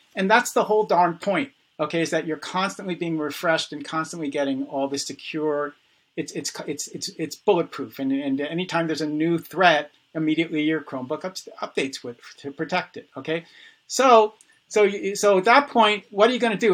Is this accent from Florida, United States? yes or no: no; New York City, New York, United States; I was born in the Bronx